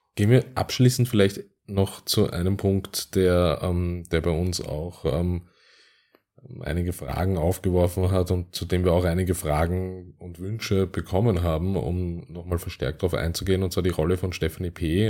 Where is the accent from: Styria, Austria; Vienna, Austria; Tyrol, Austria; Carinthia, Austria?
Vienna, Austria; aus meiner Heimat, nämlich aus Österreich und im Speziellen aus Wien